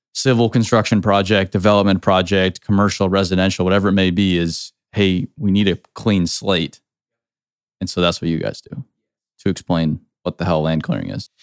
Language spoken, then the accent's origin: English; Arizona, United States; moved away; I grew up in Arizona